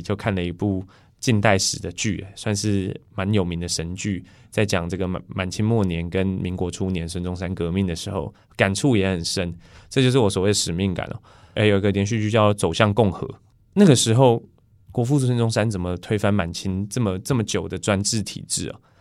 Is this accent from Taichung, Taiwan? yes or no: yes; Taichung, Taiwan; 我们台中人